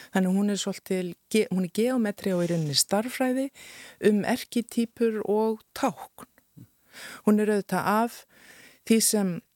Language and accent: Icelandic; Akureyri, Northeastern Region, Iceland; moved away as an adult; also born or lived in Rome, Italy / Florence, Italy; now in Reykjavík, Iceland; sem krakki á Akureyri